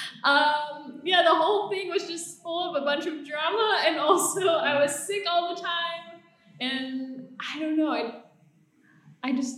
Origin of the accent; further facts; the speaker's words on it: Oklahoma, United States; moved away as an adult; also born or lived in Tennessee; now in Bali, Indonesia; I'm from Oklahoma, originally born in Tennessee. And I came to Indonesia almost 7 years ago now